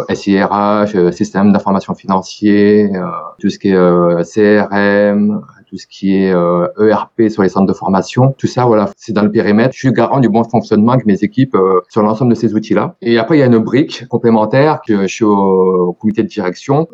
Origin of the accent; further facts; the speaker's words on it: Périgueux, Nouvelle-Aquitaine, France; j'ai 44 ans, je suis euh, de Périgueux depuis pas mal d'années, à peu près 38 ans